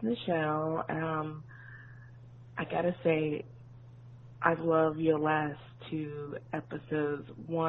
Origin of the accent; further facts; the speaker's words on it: Birmingham, Alabama, United States; born there; He's from Birmingham. I was born in Birmingham. I love him.